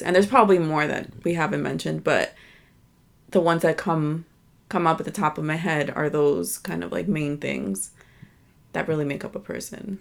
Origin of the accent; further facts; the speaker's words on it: United States; born and raised here in, in America. My family is from Dominican Republic